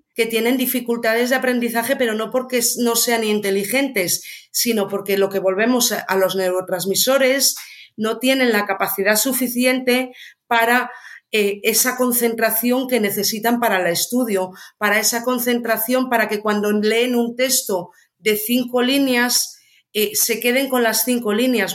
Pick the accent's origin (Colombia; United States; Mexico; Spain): Spain; Ourense, Galicia; yo soy de Orense